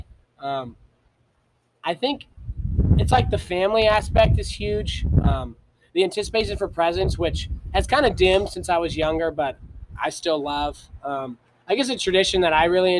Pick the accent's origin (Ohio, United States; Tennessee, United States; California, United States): Ohio, United States; growing up in Ohio